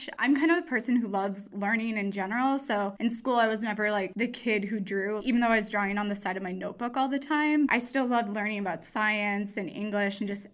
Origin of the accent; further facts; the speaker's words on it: Edina, Minnesota, United States; moved away as an adult; now in California, United States; I'm from Edina, Minnesota, which is a suburb of the Twin Cities. Pretty much a city kid growing up, but in the Midwest.